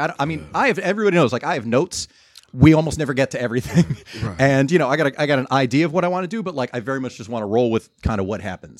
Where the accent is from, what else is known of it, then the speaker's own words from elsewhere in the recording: Lakewood, New Jersey, United States; You know, I grew up in Lakewood, New Jersey. I was the minority. So to me, shit was just normal. Diversity was normal. Being around different types of people was just normal.